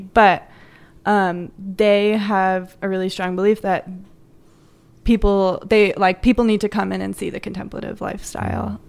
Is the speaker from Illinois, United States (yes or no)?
yes; Joliet, Illinois, United States; moved away as an adult; also born or lived in Minnesota; I'm from, I'm from New Chicago originally